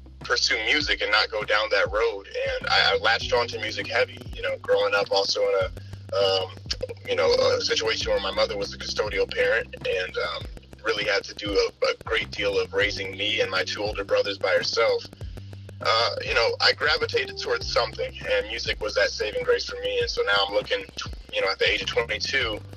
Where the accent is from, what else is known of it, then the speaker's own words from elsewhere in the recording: Akron, Ohio, United States; Born and raised in Akron, Ohio